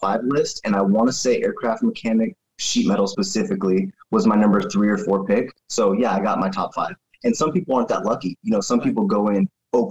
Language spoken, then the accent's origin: English; Raymond, Washington, United States; also born or lived in Olympia, Washington / Little Rock, Arkansas; But I grew up in Raymond, super small town off of the coast, about 40 minutes from Oregon